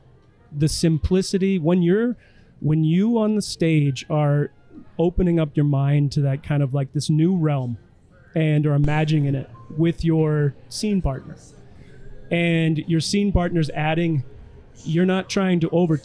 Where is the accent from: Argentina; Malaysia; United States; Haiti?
United States; Elkton, South Dakota; We did one in Elkton, in my hometown bar